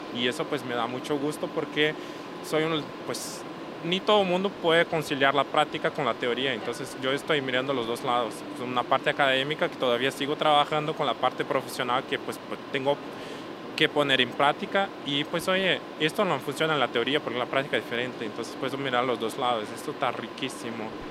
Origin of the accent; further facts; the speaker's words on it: Brazil; aunque seamos brasileños, somos brasileños